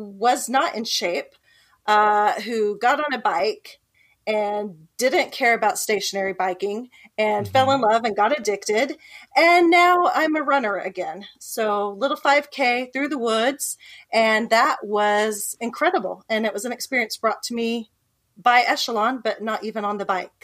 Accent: Ponca City, Oklahoma, United States; also born or lived in Silicon Valley, California; I'm from Oklahoma, born and raised, but I did spend three years in the Silicon Valley

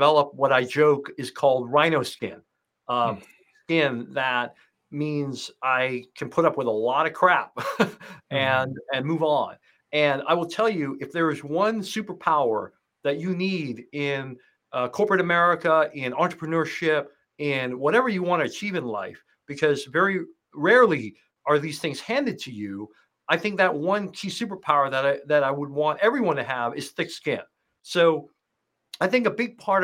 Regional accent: Hong Kong; also born or lived in United States; So I was born in the U.S., but I actually grew up in Asia. I moved to Hong Kong when I was 2 years old.

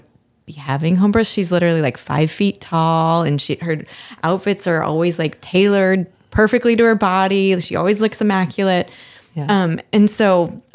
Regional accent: Bay Area, California, United States; I was born in the Bay Area

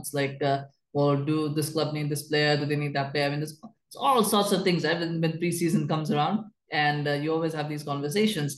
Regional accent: Canada; I, as a Canadian

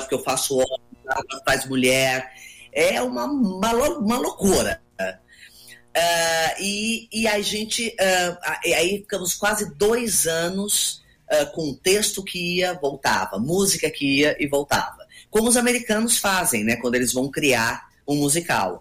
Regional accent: Campinas, São Paulo, Brazil; accent: paulistana; also born or lived in Rio de Janeiro; now in São Paulo, Brazil; Morei 30 anos no Rio e moro há 7 anos aqui, mas, mas eu sou campineira, eu sou paulista

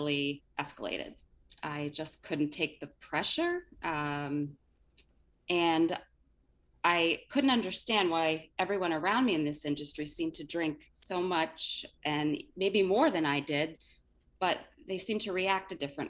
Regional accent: Connecticut, United States; also born or lived in Dublin, Ireland; I grew up in Connecticut. I'm still here, been here most of my life, spent some time in Dublin, Ireland.

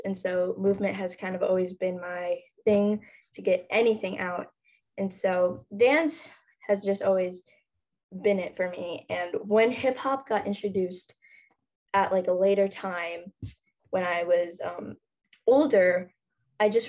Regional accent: Minnesota, United States; I'm from Minnesota.

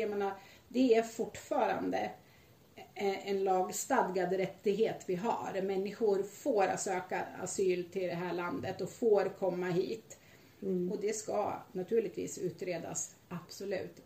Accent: Sweden; jag är lite typiskt svensk naiv

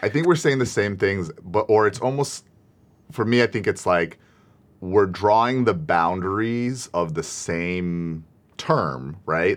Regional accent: United States

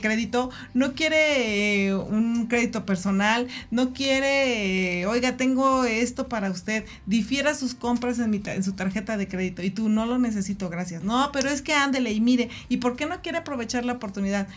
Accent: Mexico; como buenos mexicanos y amo ser mexicana

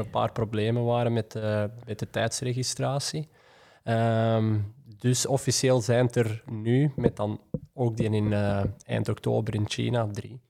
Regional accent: Belgium; als Belg

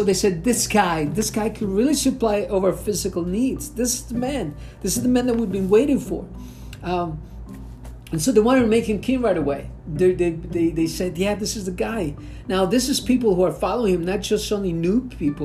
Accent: Venezuela; moved away; growing up in Venezuela, back in the old country

